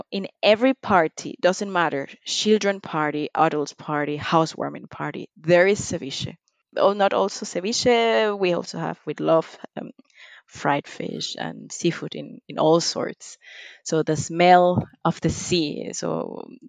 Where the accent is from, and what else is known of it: Panama